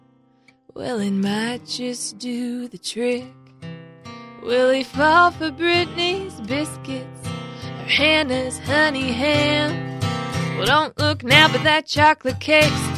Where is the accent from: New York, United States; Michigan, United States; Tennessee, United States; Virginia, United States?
Tennessee, United States; Brentwood; I grew up in the Brentwood-Nolensville area.